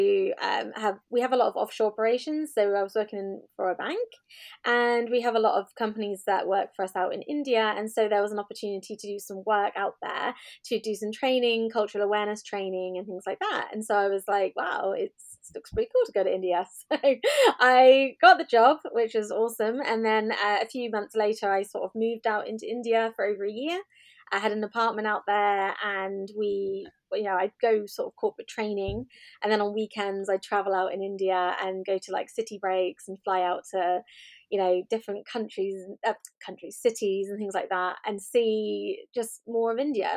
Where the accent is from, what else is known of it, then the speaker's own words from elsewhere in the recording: Swindon, South West England, United Kingdom; also born or lived in Dorset / Wales; I was born in Dorset. But when I was a child, we moved to Swindon here in Wiltshire, and that's where I grew up for the majority of my life.